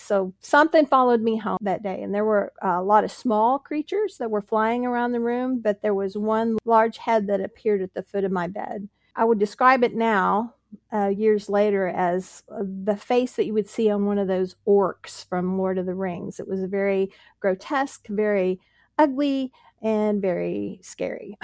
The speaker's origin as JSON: {"language": "English", "town": "Pittsburgh", "region": "Pennsylvania", "country": "United States", "tie": "born or raised there", "also_born_or_lived": "Texas", "moved": "yes", "said": "I was born in Pittsburgh, Pennsylvania"}